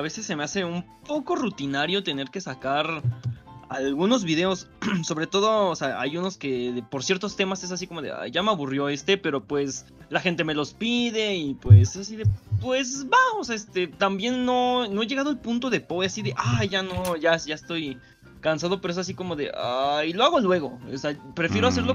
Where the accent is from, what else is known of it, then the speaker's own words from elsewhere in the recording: Mexico; soy de México